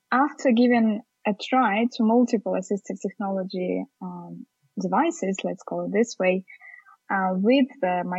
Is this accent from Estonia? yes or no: yes; Estonia; Also from Estonia